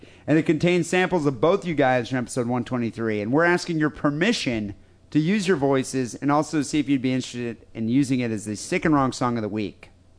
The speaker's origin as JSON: {"language": "English", "town": "Perth", "region": "Western Australia", "country": "Australia", "said": "Greetings from Perth. … I am from Perth, Western Australia."}